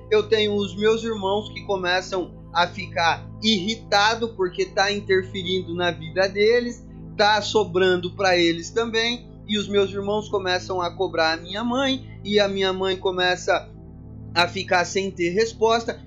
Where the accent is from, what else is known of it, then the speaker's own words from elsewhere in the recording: São Paulo interior, Brazil; eu que sou de São Paulo, capital, São Paulo interior, mas já fui algumas vezes à capital